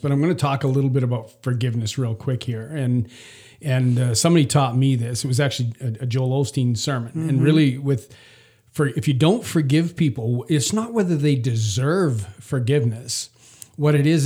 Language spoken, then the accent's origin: English; Saskatchewan, Canada; moved away; Elaine and I were born in towns that are an hour's drive apart in Saskatchewan, Canada